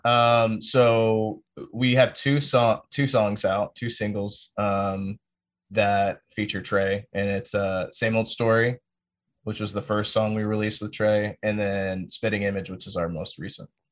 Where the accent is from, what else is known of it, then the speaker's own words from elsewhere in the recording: Fort Bragg, North Carolina, United States; also born or lived in Greensboro; now in Austin, United States; I'm from Fort Bragg and, you know, went to high school, like, twenty minutes north of Fayetteville